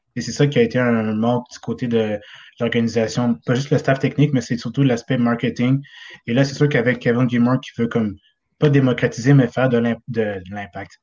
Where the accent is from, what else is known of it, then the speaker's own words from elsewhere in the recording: South Shore, Quebec, Canada; je suis de la Rive-Sud